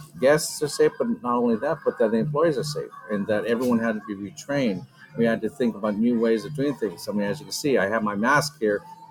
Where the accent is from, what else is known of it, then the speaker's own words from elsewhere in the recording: Carlsbad, California, United States; I grew up there. So it actually was a great, all the way around, coming back to full circle, back to my hometown